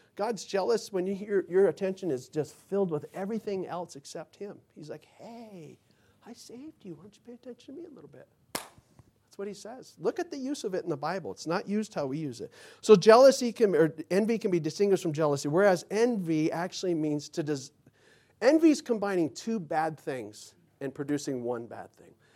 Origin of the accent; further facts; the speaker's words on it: Mesa, Arizona, United States; my neighborhood growing up in Mesa